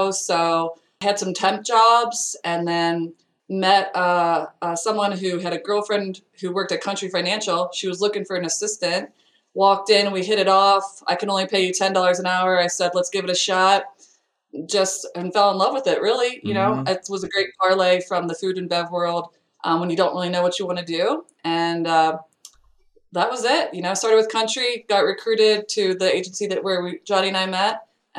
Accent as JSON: {"language": "English", "town": "Cincinnati", "region": "Ohio", "country": "United States", "tie": "born or raised there", "also_born_or_lived": "Iowa / Colorado", "moved": "as an adult", "said": "born and raised in Cincinnati, graduated from Iowa State, moved out to Colorado right after"}